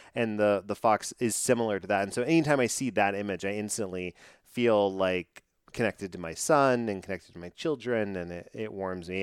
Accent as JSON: {"language": "English", "region": "Texas", "country": "United States", "said": "I'm from Texas"}